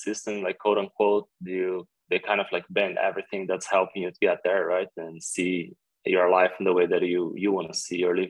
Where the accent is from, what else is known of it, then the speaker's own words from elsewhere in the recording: Brazil; moved away as an adult; also born or lived in Jakarta, Indonesia; growing up in Brazil